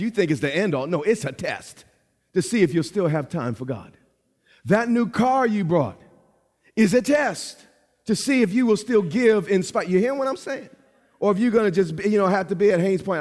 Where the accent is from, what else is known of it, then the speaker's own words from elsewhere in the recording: New York, United States; I'm from New York.